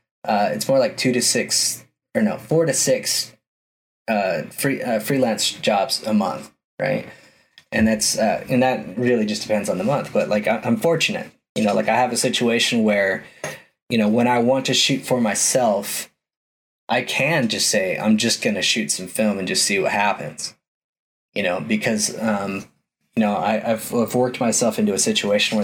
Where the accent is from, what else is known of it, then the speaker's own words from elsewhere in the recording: Utah, United States; my home state of Utah